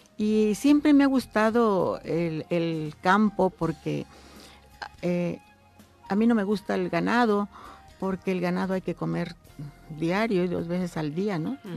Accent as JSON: {"language": "Spanish", "town": "Tlaquiltenango", "region": "Morelos", "country": "Mexico", "said": "yo soy hija de campesinos, soy del municipio de Tlaquiltenango"}